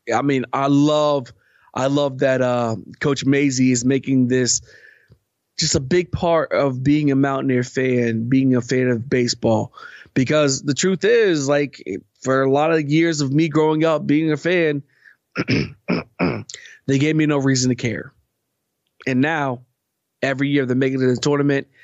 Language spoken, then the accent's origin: English; West Virginia, United States; I grew up in West Virginia. I've been here for every single loss